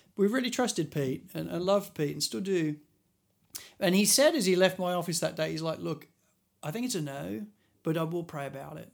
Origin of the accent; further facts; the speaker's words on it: England, United Kingdom; moved away as an adult; also born or lived in Christchurch; now in Sydney, Australia; as an Englishman